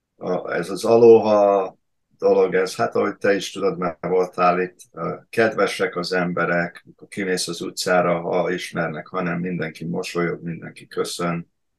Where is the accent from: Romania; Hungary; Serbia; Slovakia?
Hungary; Pécs, Baranya; moved away as an adult; also born or lived in Connecticut, United States / New Jersey, United States / Orange County, California, United States; now in Hawaii, United States; én Pécsi vagyok eredetileg